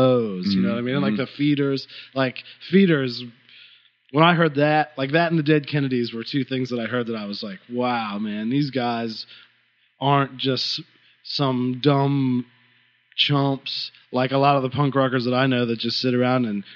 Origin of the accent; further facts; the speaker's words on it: Connellsville, Pennsylvania, United States; I'm from a little town called Connellsville, Pennsylvania, which is in the southwest corner of Pennsylvania